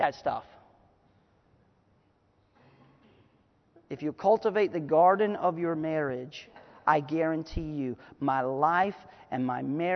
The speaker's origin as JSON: {"language": "English", "country": "United States"}